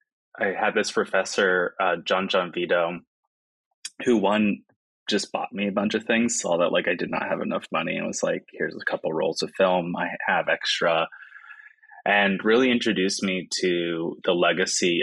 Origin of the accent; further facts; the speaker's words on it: South Florida, United States; moved away as an adult; also born or lived in Boston, Massachusetts; now in Seattle, United States; I grew up mostly in South Florida